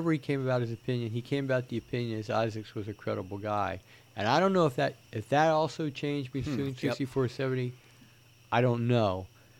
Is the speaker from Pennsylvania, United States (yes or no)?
yes; South Central Pennsylvania, United States; I'm from South Central Pennsylvania, which is a very conservative area